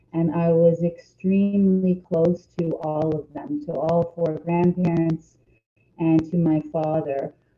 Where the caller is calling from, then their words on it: Toronto, Ontario, Canada; I'm calling in from Toronto and Canada.